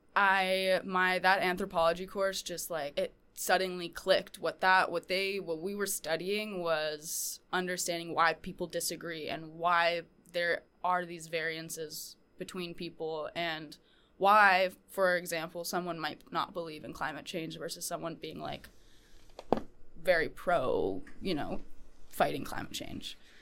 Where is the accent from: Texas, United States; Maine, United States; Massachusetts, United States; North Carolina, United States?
Maine, United States; Portland; I am from Portland, Maine